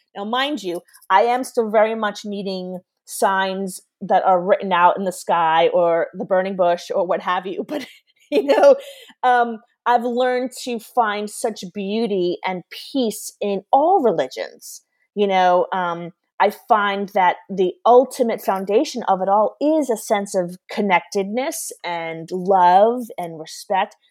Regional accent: New York, United States; moved away as an adult; I'm originally from New York

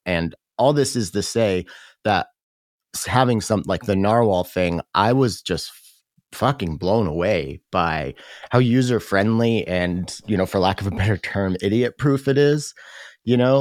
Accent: Tacoma, Washington, United States; in Tacoma, my hometown.

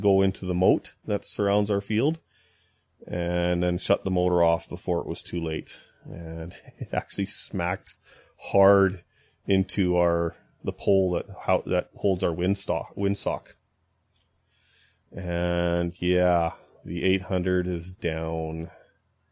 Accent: Kamloops, British Columbia, Canada; moved away; my hometown of Kamloops

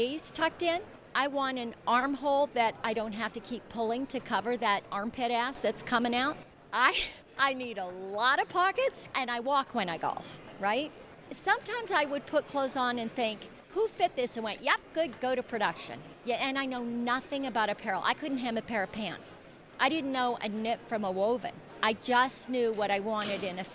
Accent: Calgary, Alberta, Canada; moved away; I grew up in Calgary

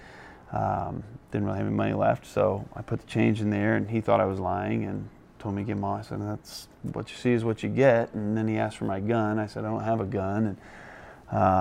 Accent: Indianapolis, Indiana, United States; Born and raised in Indiana. I graduated from Lawrence North High School, so pretty local to the area

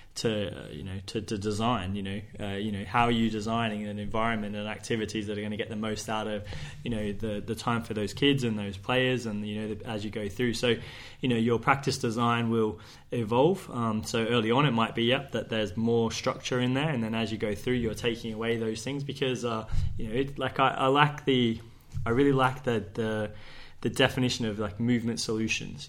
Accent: Sydney, New South Wales, Australia; moved away as an adult; now in Guernsey; I grew up in Sydney, um, or Bankstown in southwest Sydney.

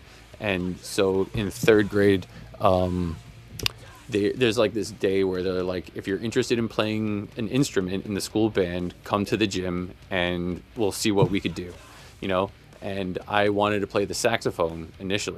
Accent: Selden, New York, United States; I grew up in Selden.

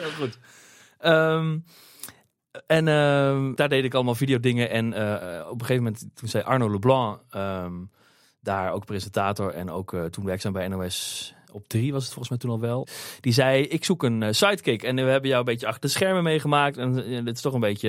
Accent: Beneden-Leeuwen, Gelderland, Netherlands; ik kom uit het land van Maas Waal, oorspronkelijk uit, uit het dorpje Benedenleeuwen

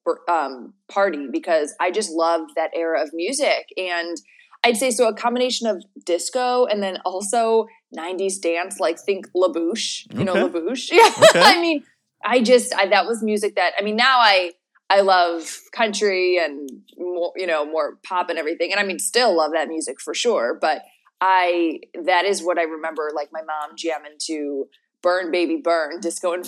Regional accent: Chicago, Illinois, United States; born or raised there; also born or lived in Palm Springs / Orange County; now in Los Angeles, United States

